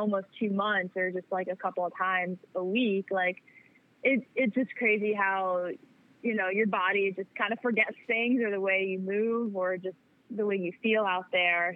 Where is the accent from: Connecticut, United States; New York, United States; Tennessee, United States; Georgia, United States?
New York, United States; I'm from New York